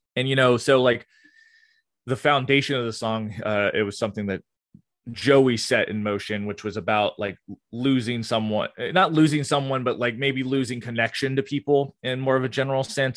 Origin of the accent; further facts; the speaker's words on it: Gainesville, Florida, United States; I'm from Gainesville, Florida